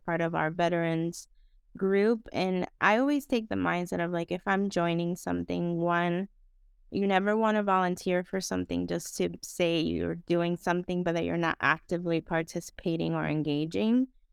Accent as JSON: {"language": "English", "country": "Dominican Republic", "moved": "as an adult", "lives_now": "United States", "said": "I am originally from the Dominican Republic, um, so I have that, you know, other lens in terms of, like, being an immigrant"}